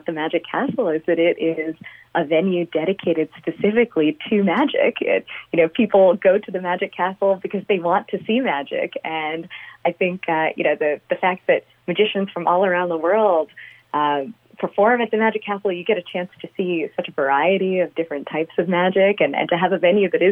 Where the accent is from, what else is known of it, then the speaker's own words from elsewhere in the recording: Long Island, New York, United States; moved away as an adult; now in Las Vegas, United States; I grew up on Long Island